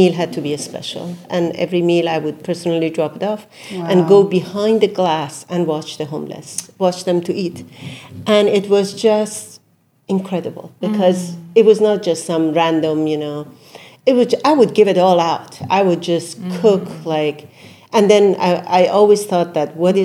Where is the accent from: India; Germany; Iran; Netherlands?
Iran; Isfahan; also born or lived in Brooklyn, New York; now in New York, United States; I come from Isfahan. Isfahan is one of the most beautiful